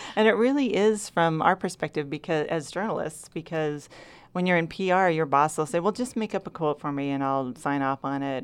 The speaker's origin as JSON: {"language": "English", "town": "Rogue River", "region": "Oregon", "country": "United States", "tie": "born or raised there", "said": "I was born in Southern Oregon and raised here."}